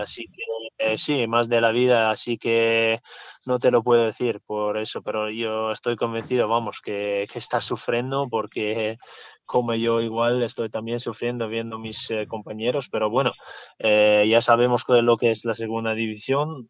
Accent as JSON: {"language": "Spanish", "country": "Italy", "also_born_or_lived": "Switzerland", "second_language": "Spanish", "moved": "yes", "lives_now": "Zaragoza, Spain", "said": "como italiano"}